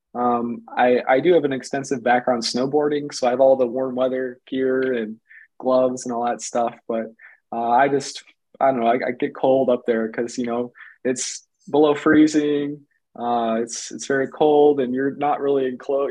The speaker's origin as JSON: {"language": "English", "region": "Michigan", "country": "United States", "said": "I'm from Michigan"}